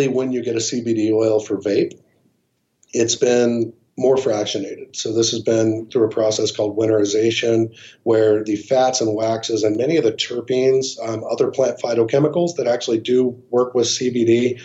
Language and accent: English; Colorado Springs, Colorado, United States; my hometown of Colorado Springs